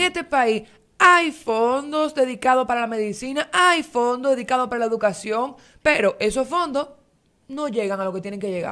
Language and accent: Spanish; Dominican Republic; nosotros como ciudadanos dominicanos